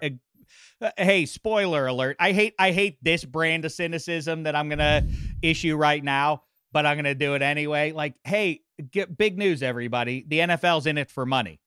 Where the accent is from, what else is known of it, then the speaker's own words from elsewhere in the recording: Pittsburgh, Pennsylvania, United States; I can't even recognize my hometown of Pittsburgh